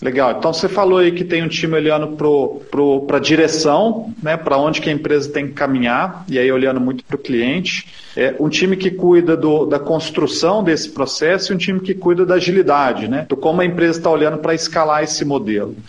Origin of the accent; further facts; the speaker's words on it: Minas Gerais, Brazil; eu, como um bom mineiro